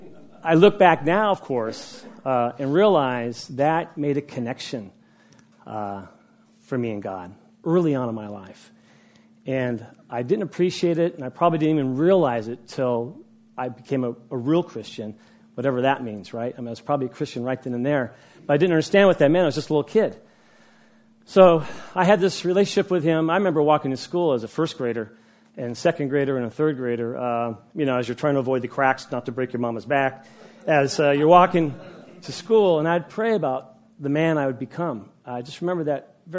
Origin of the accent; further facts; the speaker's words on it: Woodland, California, United States; moved away; also born or lived in Huntington Beach; I grew up in Woodland